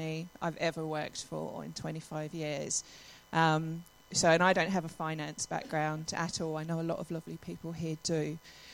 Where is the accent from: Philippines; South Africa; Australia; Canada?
Australia; Adelaide, South Australia; also born or lived in London; I grew up in Adelaide, then moved to London, then came back here